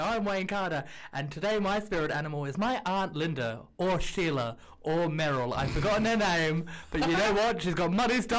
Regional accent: London, United Kingdom; I'm hashtag from London, and that's about it.

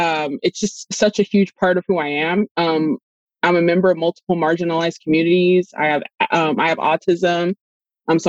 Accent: Los Angeles, California, United States; I'm from Los Angeles, California

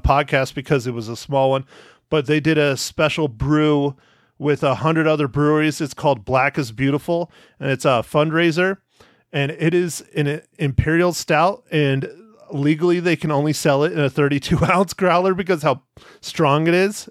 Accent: Arizona, United States; being in Arizona in my hometown

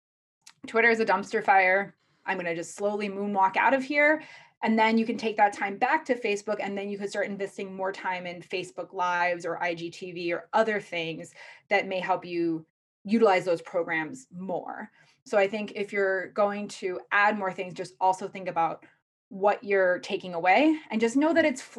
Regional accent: Midwest, United States; I'm from the Midwest

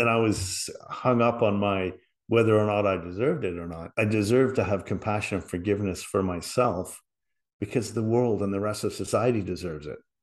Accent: Liverpool, North West England, United Kingdom; moved away; I was from England, you know, I was from Liverpool

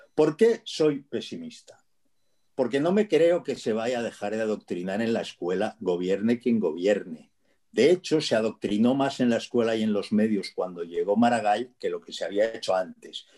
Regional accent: Barcelona, Catalonia, Spain; moved away as an adult; now in Castilla-La Mancha, Spain; barcelonés que los conoce como si los hubiera parido y que y que se ha marchado hace dos años de allí

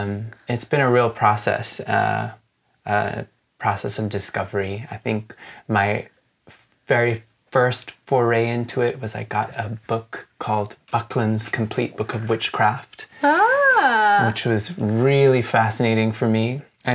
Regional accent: Jamaica; also born or lived in United States; I'm originally from Jamaica in the Caribbean, and I grew up between the United States and Jamaica, so I'm kind of Jamaican.

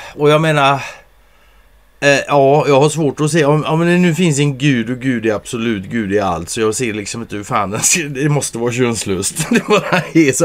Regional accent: Sweden; som svensk

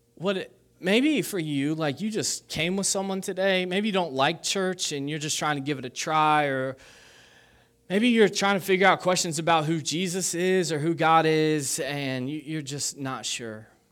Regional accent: Kentucky, United States; I grew up in Kentucky

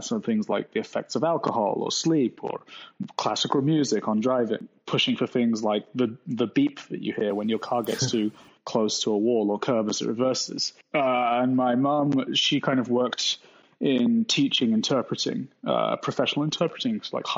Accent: Bradford, Yorkshire and the Humber, United Kingdom; moved away as an adult; also born or lived in York; I am from Yorkshire in the north of the UK. I was born in a city called Bradford and grew up there for like 10 years or so. And then we moved to another city in Yorkshire called York

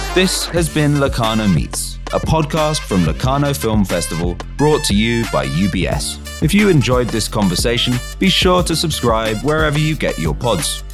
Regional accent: England, United Kingdom; I'm from England

